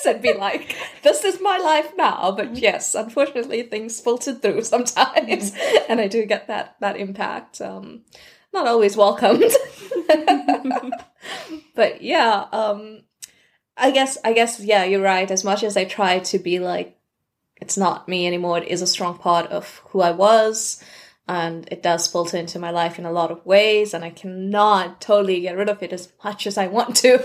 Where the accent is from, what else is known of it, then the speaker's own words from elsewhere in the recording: South Africa; moved away as an adult; also born or lived in Turkey; now in United Kingdom; I grew up in South Africa, lived there most of my life, and then I lived in Turkey for 2 years, and now I am here in the UK